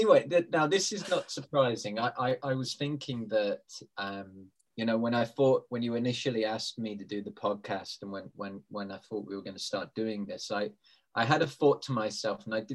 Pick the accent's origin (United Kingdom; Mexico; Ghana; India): United Kingdom; I'm British.